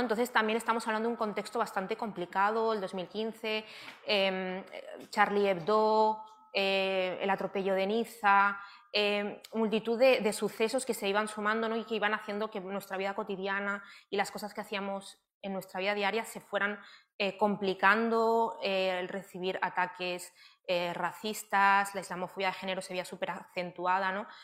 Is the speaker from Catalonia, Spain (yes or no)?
yes; Barcelona, Catalonia, Spain; Yo soy de Barcelona, eh, nací en Barcelona